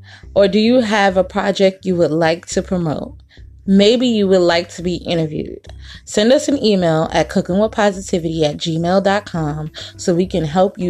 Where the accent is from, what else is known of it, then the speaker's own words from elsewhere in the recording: New York, United States; now in Virginia, United States; The only thing you know about me is I'm from New York.